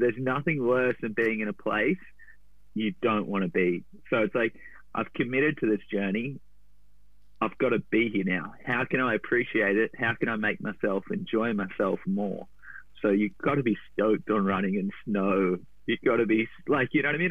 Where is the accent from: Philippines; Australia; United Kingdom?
Australia; Gold Coast, Queensland; moved away; I grew up on the Goldie